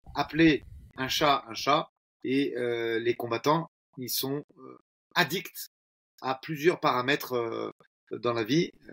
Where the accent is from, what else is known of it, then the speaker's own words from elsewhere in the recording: France; Chez nous, en France